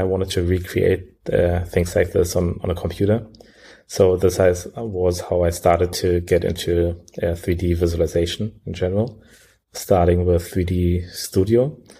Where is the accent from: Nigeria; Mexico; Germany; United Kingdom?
Germany; Berlin; also born or lived in Sierra Leone; Well, I was born particularly in Sierra Leone. So this is where I spent the first 5 years of my life before we migrated to Germany. And since we are in Germany, I grew up most of the time in Berlin, studied in Berlin, and studied computer science.